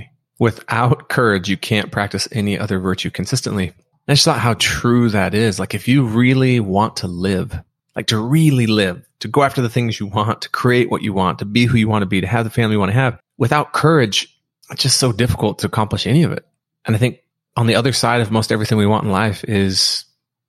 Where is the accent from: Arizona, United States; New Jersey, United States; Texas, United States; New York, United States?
Arizona, United States; Graham County; now in Hawaii, United States; it was always like high school football, the Graham County Fair, my hometown